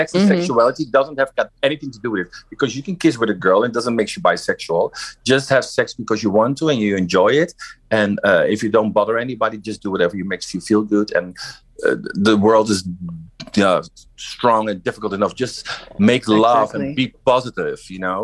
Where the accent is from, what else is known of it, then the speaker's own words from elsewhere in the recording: Utrecht, Netherlands; also born or lived in Suriname (heritage); now in Amsterdam, Netherlands; I was born in Utrecht, but I live in and work in Amsterdam